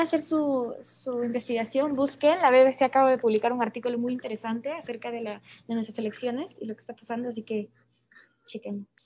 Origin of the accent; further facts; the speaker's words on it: Peru; moved away; also born or lived in Singapore; desde que me fui de Perú